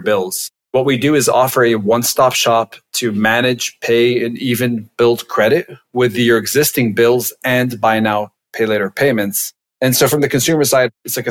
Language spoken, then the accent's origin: English; Lebanon; moved away as an adult; now in United States; I'm originally from Lebanon.